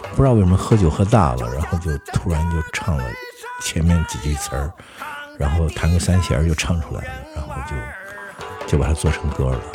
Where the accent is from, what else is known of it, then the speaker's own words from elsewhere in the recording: Xinjiang, China; also born or lived in Shanghai; 我小时候是在新疆，对，我是在新疆出生哦，然后在，在那个军区大院儿里面，因为那时候在新疆好多山东人，东北人